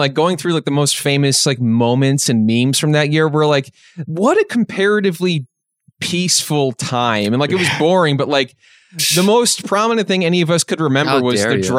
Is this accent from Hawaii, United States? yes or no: no; Chicago, Illinois, United States; We're from Chicago, Illinois.